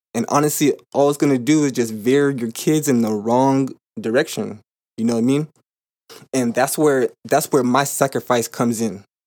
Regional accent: California, United States; moved away as an adult; now in Arizona, United States; I currently live in Arizona. I'm from California, and, um, when I was home, I had fifty-fifty custody of my son

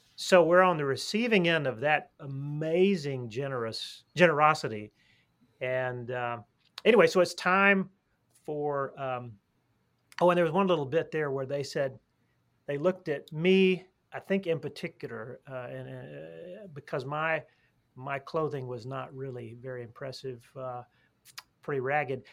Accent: Alabama, United States; I'm actually I'm from Alabama

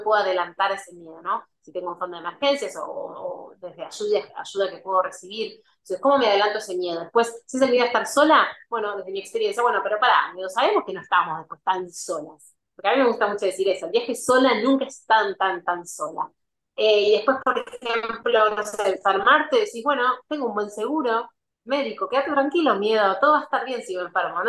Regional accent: Argentina; moved away as an adult; soy argentina

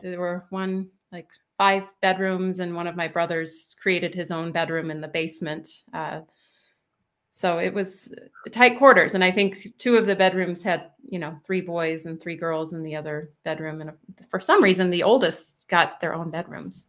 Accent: Indianapolis, Indiana, United States; also born or lived in Boston / Bloomington, Indiana; I was born and raised in Indianapolis, Indiana

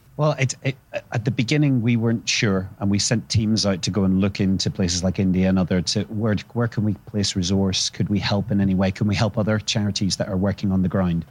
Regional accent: Northern Ireland, United Kingdom; growing up in Northern Ireland

